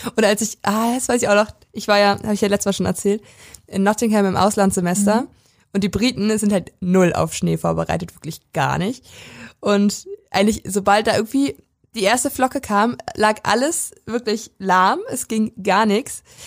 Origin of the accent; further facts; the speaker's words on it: Prignitz, Brandenburg, Germany; in der Prignitz, also in dem Landkreis, wo ich herkomme